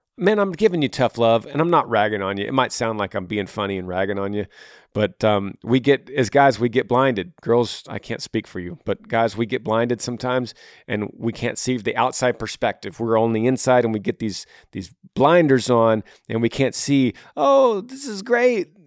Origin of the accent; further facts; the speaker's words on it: Texas, United States; moved away as an adult; also born or lived in Tennessee; I'm from, I'm from Texas.